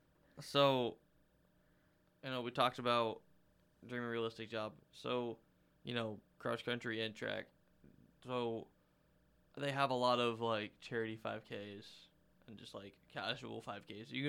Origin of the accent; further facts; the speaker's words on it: Bluffton, Ohio, United States; I grew up here, so, like I guess, like, I love and appreciate everything about Bluffton